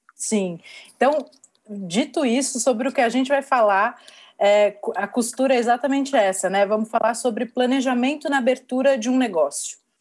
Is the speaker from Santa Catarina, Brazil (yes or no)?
no; São Paulo, Brazil; eu sou de São Paulo, a empresa fica aqui, é, sempre empreendi aqui na, na minha cidade